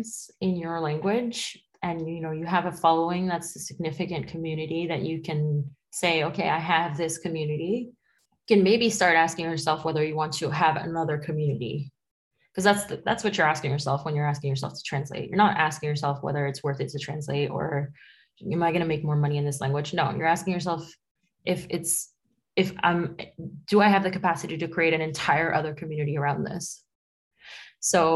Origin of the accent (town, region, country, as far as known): New York City, New York, United States; born or raised there; first language Spanish; English is a second language; moved away as an adult; now in Paris, France